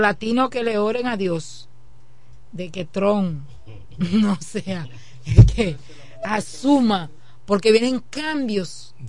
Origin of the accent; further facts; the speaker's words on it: Dominican Republic; los que somos dominicanos